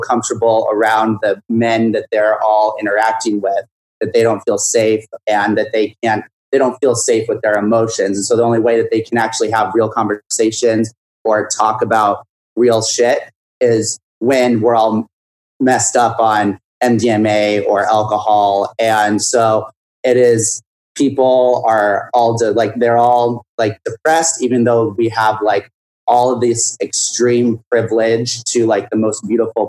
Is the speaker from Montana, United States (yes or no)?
yes; Whitefish, Montana, United States; now in New York City, United States; I'm from Whitefish, Montana, which is a ski resort town, lake town, and then a half hour away from Glacier Park.